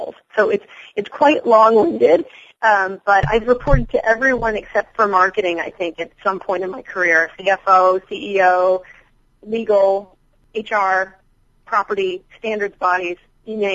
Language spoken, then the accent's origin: English; New York, United States; I'm a New Yorker